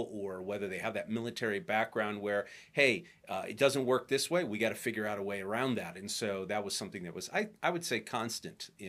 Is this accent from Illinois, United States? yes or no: yes; Illinois, United States; you know, growing up outside of Chicago.